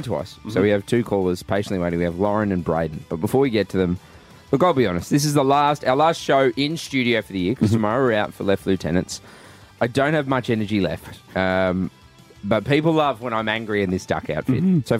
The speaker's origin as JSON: {"language": "English", "town": "Goondiwindi", "region": "Queensland", "country": "Australia", "moved": "yes", "said": "I'm from Gundawindi"}